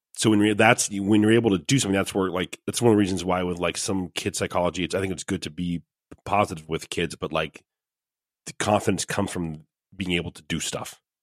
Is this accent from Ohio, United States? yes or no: yes; Ohio, United States; I'm from Ohio